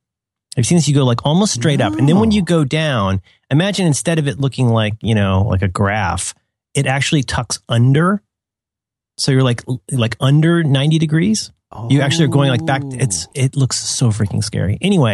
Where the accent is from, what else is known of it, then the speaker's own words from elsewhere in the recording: Cincinnati, Ohio, United States; when I was a kid, so I grew up in Cincinnati, which has a, I don't know what it's called now, but it used to be called Kings Island.